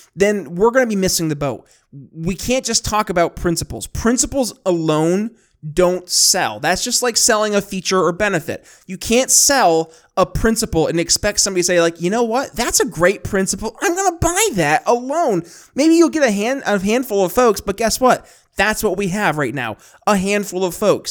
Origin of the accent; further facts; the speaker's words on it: New York, United States; growing up in New York State